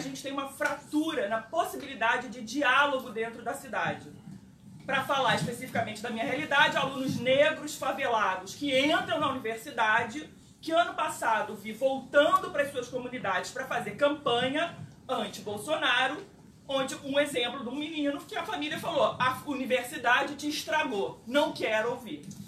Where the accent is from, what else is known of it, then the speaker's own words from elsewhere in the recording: Rio de Janeiro, Brazil; sou carioca, professora da UERJ